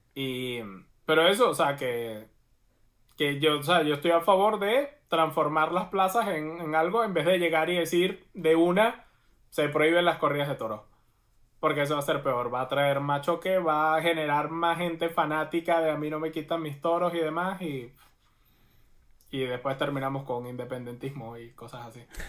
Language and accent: Spanish; Venezuela; moved away